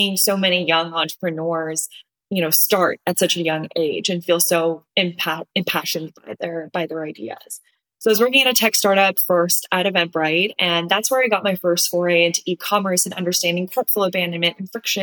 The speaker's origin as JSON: {"language": "English", "region": "Southern California", "country": "United States", "tie": "born or raised there", "said": "I am originally from Southern California, went to UCLA"}